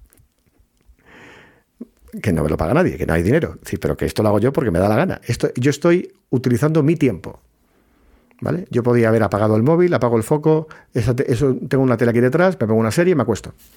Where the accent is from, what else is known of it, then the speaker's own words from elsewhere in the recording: Puerto Real, Andalusia, Spain; soy de Cádiz, que soy de Puerto Real, que está en la bahía.